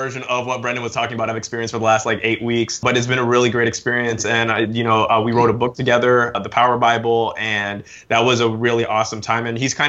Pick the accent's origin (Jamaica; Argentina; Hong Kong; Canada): Hong Kong; also born or lived in United Kingdom; So I'm originally from the UK, but I moved to Hong Kong when I was 6, so I lost my accent.